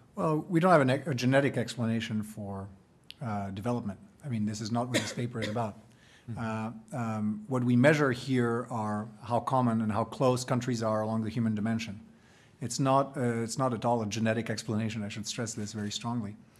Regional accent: France; I'm from France

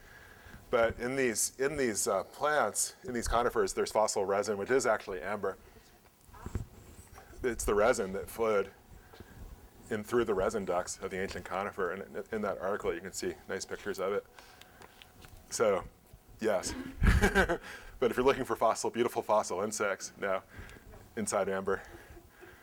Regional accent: Philadelphia, Pennsylvania, United States; here in Pennsylvania, I grew up in Philadelphia

